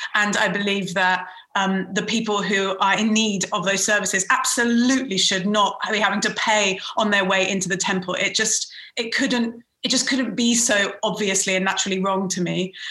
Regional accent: United Kingdom; also born or lived in Iran; I'm a British Iranian spiritual practitioner

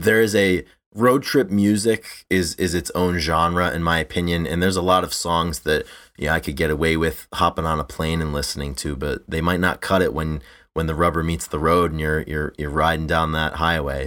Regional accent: Rhode Island, United States; also born or lived in Iowa; I live in Rhode Island. I grew up in Rhode Island.

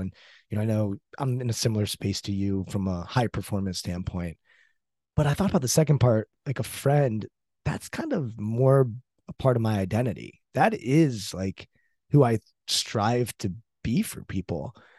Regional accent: United States; I'm American, you know, brought up in the States.

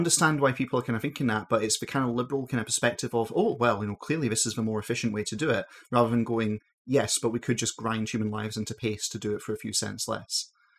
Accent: Glasgow, Scotland, United Kingdom; in Scotland, in, like, you know, the greater Glasgow region that I'm

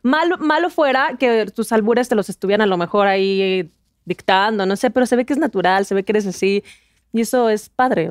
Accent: Torreón, Coahuila, Mexico; yo soy de Torreón

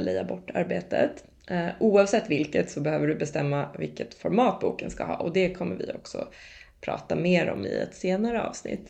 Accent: Lidingö, Stockholm County, Sweden; jag kom från Lidingö

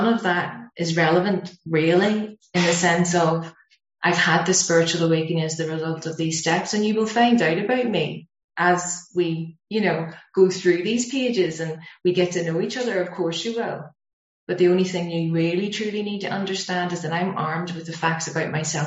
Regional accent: Belfast, Northern Ireland, United Kingdom; being Irish

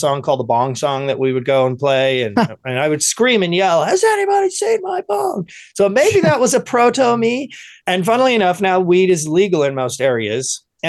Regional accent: England, United Kingdom; my parents being Irish, and back then there was still tension between England and Ireland with the IRA and trying to get there, you know, so I would go to school in England, and everyone would be hating the Irish people.

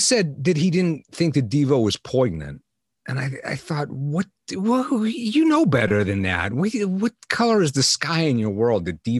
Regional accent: Pittsburgh, Pennsylvania, United States; moved away as an adult; now in Akron, United States; I am from Pittsburgh. I'm down there, Pittsburgh, you know, a little bit south of Pittsburgh.

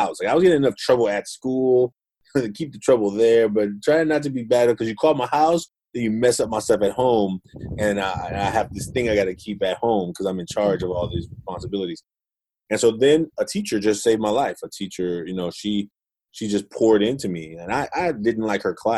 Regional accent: Oakland, California, United States; I grew up in Oakland, California

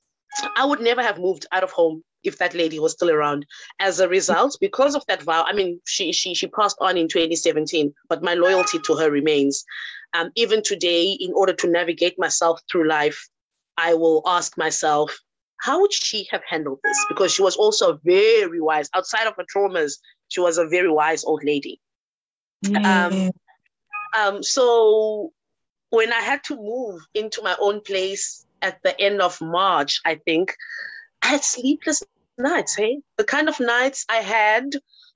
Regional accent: Cape Town, Western Cape, South Africa; also born or lived in Johannesburg; I tried to move away from home to go live in Johannesburg, because we're from Cape Town

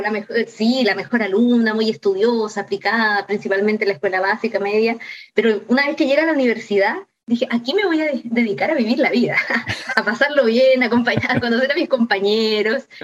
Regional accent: Talcahuano, Biobío, Chile; de Talcahuano, de hecho yo crecí, estudié siempre en Talcahuano

